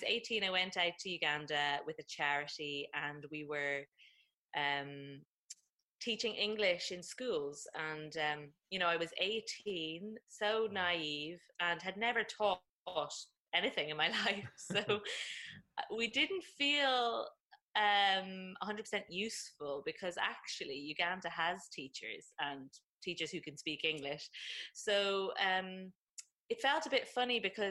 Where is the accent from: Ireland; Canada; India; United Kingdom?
Ireland; Dublin, Leinster; I am from Dublin originally, and that's where I am right now in Ireland.